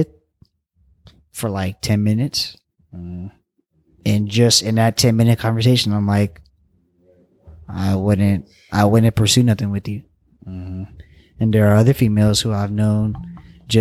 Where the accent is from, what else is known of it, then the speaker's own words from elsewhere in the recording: Daly City, California, United States; I grew up in Daly City and went to school in Daly City and all my friends were from Daly City.